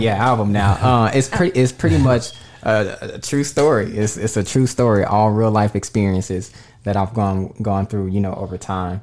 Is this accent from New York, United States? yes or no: no; Dallas, Texas, United States; moved away as an adult; also born or lived in Las Vegas / California; originally born and raised in Dallas, Texas